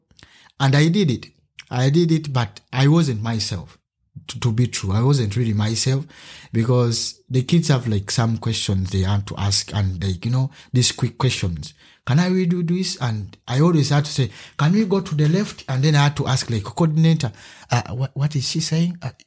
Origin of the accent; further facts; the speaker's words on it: Uganda; now in Germany; I come from Uganda and I'm an artist. Yeah, I'm a simple man living in Germany right now